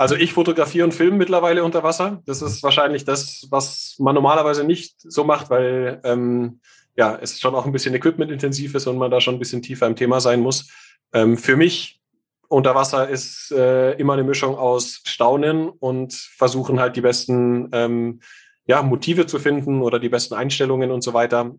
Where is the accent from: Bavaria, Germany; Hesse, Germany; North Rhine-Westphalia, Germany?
Bavaria, Germany; Munich; bin in München geboren